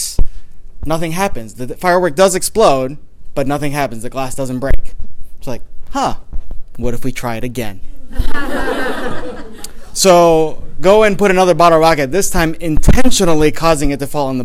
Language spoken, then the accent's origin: English; Taiwan; I grew up in Taiwan